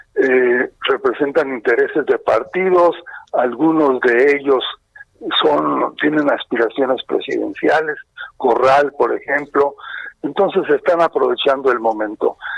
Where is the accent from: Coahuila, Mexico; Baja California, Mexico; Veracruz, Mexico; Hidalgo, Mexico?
Baja California, Mexico; yo soy de Baja California